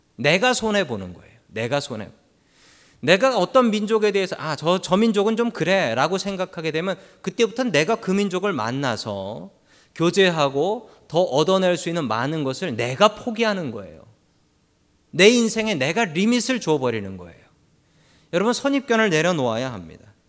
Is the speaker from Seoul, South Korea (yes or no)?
yes; Seoul, South Korea; moved away as an adult; now in San Francisco, United States; 저는 서울에서 태어났고 그리고 서울 바깥을 벗어난 적이 없으며 학교도 서울에서만 다녔고